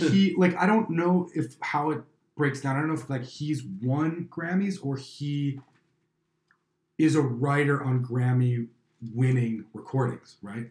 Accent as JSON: {"language": "English", "town": "Chicago", "region": "Illinois", "country": "United States", "said": "I'm from Chicago"}